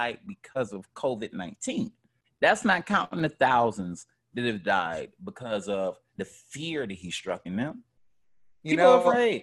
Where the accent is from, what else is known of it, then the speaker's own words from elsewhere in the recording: United States; I'm American. I ain't lived in no other countries.